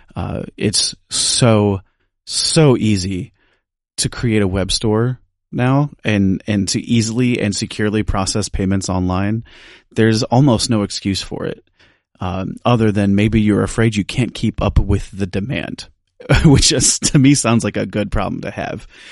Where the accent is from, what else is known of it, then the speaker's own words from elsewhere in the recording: United States; I'm from the United States